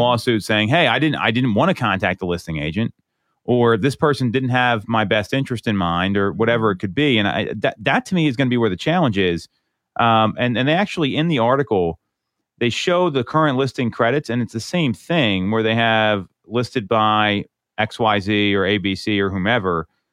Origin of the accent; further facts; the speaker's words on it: Chester Springs, Pennsylvania, United States; I grew up in Chester Springs